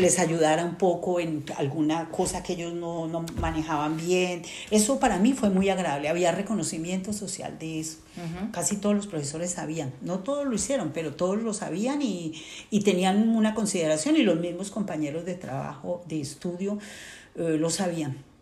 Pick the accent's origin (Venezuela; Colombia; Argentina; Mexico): Colombia; moved away as an adult; also born or lived in Caldas, Colombia; now in Toulouse, France; yo vengo de Colombia